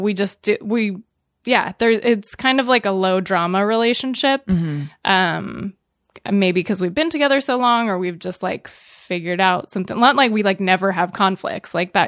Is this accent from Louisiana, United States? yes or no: no; California, United States; Northern California, San Francisco Bay Area.